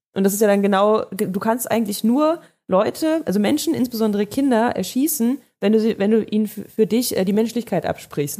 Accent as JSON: {"language": "German", "country": "Germany", "said": "wir als Deutsche hier"}